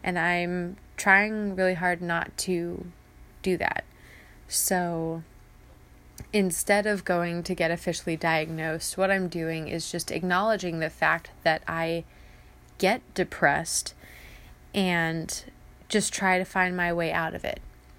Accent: San Diego, California, United States; I hate being cold, as, again, I am from San Diego. I'm a beach bunny.

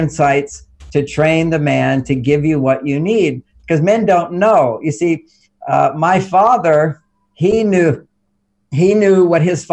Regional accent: Texas, United States; I grew up in Texas

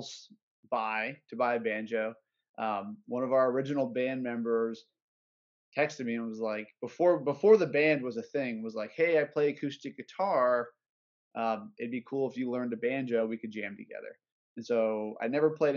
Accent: Orlando, Florida, United States; We're all from Orlando

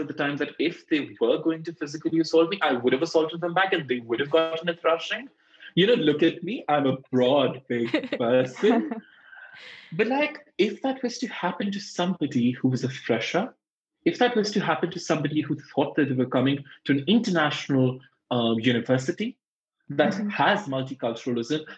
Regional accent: India; accent: Indian; moved away as an adult; now in United Kingdom; I'm from India

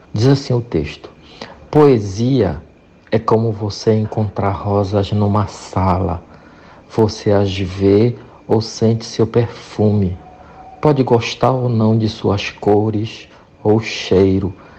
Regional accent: Monte Alegre, Pará, Brazil; lá no interior, Lá na minha cidade, Monte Alegre, no estado do Pará, na escola primária

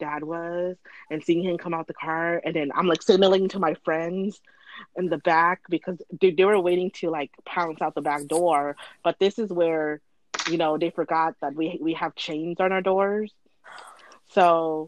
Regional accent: Thailand; I'm from Thailand

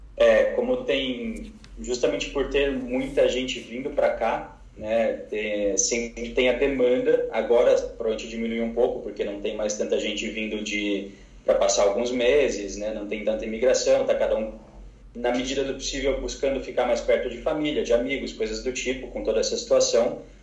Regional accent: São Paulo, Brazil; moved away as an adult; now in Barcelona, Spain; eu saí de São Paulo justamente porque eu queria sair desse caos de cidade grande

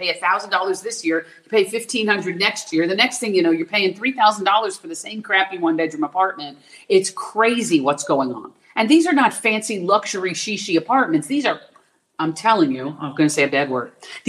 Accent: Florida, United States; also born or lived in Philadelphia, Pennsylvania; I was born in Philadelphia. I moved to Florida when I was a small child

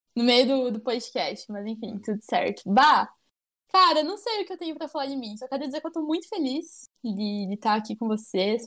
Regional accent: São Miguel do Oeste, Santa Catarina, Brazil; Sou, nasci aqui, vivi a vida inteira aqui

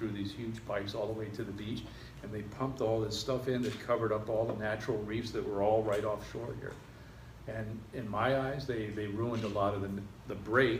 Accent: Surfside, Florida, United States; we grew up in Surfside, and I started surfing right there at 96th Street.

